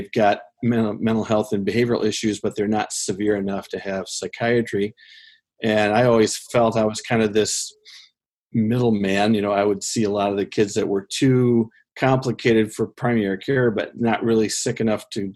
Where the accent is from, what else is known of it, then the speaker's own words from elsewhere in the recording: Central Michigan, United States; also born or lived in Grand Rapids, Michigan / Montana / St. Louis, Missouri / Cass County, Michigan; I grew up in Central Michigan and went to college in Grand Rapids